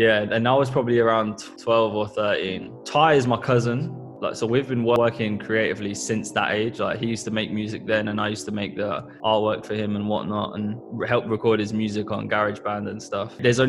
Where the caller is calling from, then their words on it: Northampton, East Midlands, United Kingdom; We're tuning in from Northampton, where we both still live.